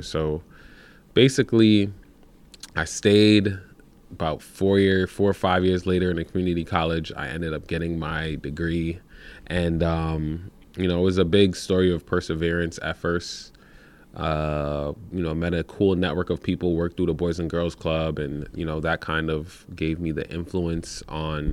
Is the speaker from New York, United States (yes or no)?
yes; New York City, New York, United States; moved away as an adult; also born or lived in Troy, New York; now in Albany area, United States; I was born in Brooklyn, New York